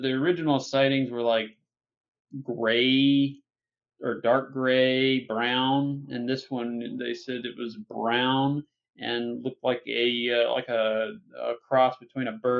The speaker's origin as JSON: {"language": "English", "region": "Virginia", "country": "United States", "said": "we're both from Virginia"}